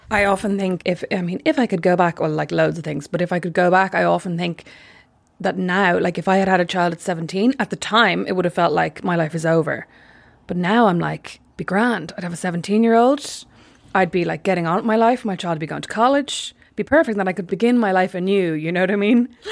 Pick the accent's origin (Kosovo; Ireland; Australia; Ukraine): Ireland; being Irish